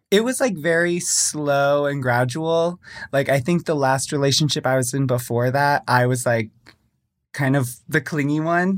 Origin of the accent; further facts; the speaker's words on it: Springfield, Missouri, United States; also born or lived in San Jose, California; I'm from Springfield, Missouri, which is, like, southwest.